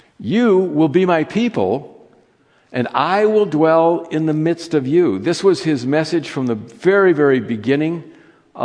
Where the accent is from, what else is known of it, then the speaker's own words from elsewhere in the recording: California, United States; As a child, I grew up in Judaism. I grew up in a synagogue in California